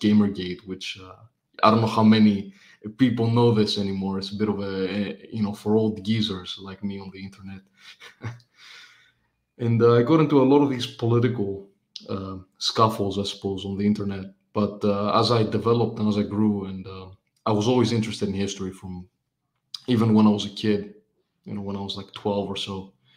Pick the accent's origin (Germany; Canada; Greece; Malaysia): Greece; I come from Greece. I, I've lived here all my life.